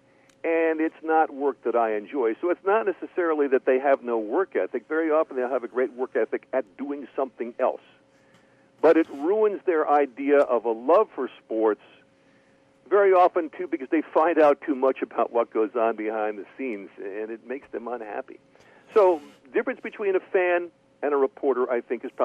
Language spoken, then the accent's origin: English; Bergen County, New Jersey, United States; also born or lived in Queens, New York; I grew up in suburban New York, in Bergen County, New Jersey. I was born in Queens, and we moved over to Jersey when I was five.